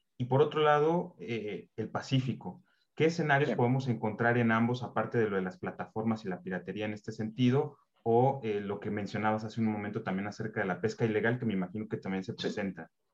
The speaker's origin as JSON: {"language": "Spanish", "country": "Mexico", "said": "como mexicano"}